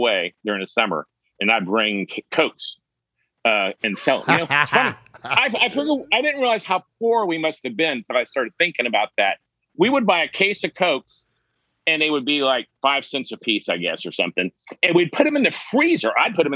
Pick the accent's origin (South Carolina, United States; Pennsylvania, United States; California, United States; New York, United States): South Carolina, United States; Charleston; now in Texas, United States; I grew up in Charleston, South Carolina